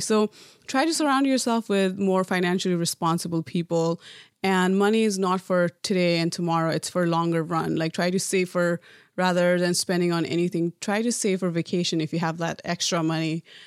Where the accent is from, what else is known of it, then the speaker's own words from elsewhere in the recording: Nepal; moved away as an adult; now in United States; growing up in Nepal